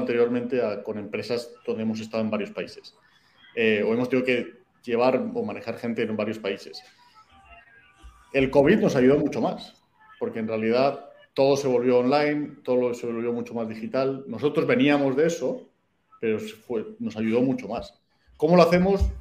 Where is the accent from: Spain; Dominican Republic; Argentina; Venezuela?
Spain; Madrid, Community of Madrid; moved away as an adult; also born or lived in Mexico City, Mexico / United States / Chile / Colombia; now in Yucatán, Mexico; soy español, se nota de dónde soy en cuanto abro la boca. Eh, pues nací en Madrid